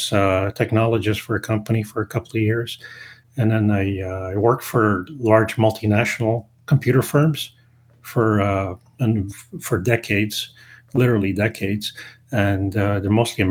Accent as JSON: {"language": "English", "town": "Toronto", "region": "Ontario", "country": "Canada", "tie": "born or raised there", "also_born_or_lived": "Montreal, Quebec", "moved": "yes", "lives_now": "Ottawa, Canada", "said": "So my upbringing was mostly in Toronto and the city of Montreal and Canada."}